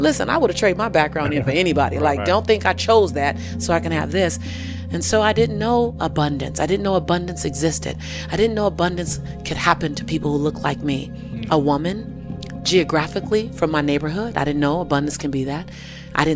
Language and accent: English; Los Angeles, California, United States; I was born and raised in South Central LA.